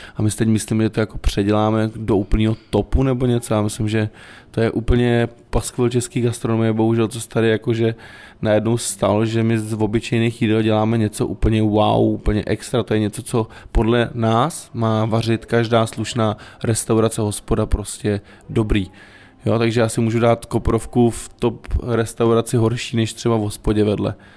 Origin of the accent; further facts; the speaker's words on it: South Bohemian Region, Czechia; v čem jsme vyrůstali, já jsem třeba z Jihuček